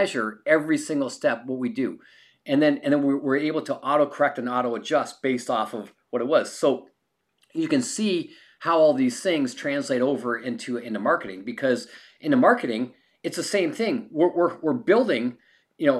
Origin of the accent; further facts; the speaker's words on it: Canada; now in California, United States; I'm a Canadian.